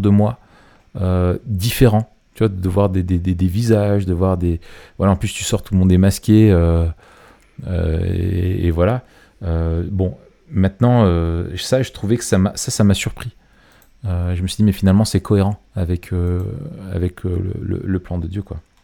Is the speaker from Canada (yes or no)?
no; Grenoble, Auvergne-Rhône-Alpes, France; je suis grenoblois